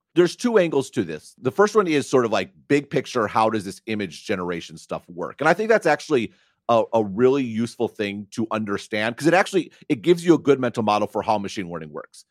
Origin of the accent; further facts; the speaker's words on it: near Madison, Wisconsin, United States; I grew up near Madison, Wisconsin